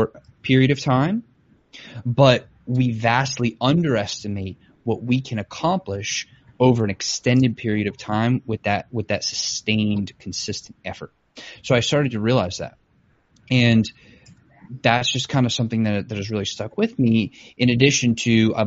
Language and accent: English; Metairie, Louisiana, United States; I was born in Metairie, Louisiana, to two people, my parents